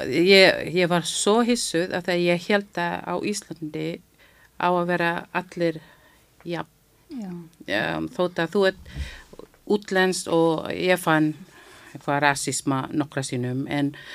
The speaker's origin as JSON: {"language": "Icelandic", "country": "Philippines", "second_language": "Icelandic", "moved": "yes", "lives_now": "Iceland", "said": "ég er frá Filipsheim þarna við erum með Filipsheimsku tungumál líka sem við notum"}